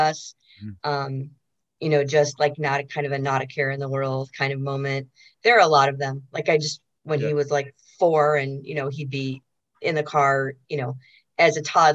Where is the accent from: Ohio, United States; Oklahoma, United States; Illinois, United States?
Illinois, United States; Chicago; we're from Chicago